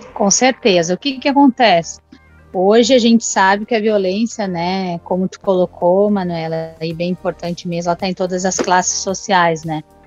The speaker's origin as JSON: {"language": "Portuguese", "country": "Brazil", "tie": "born or raised there", "said": "Eu nasci e fui criada ali na Vila Esperança"}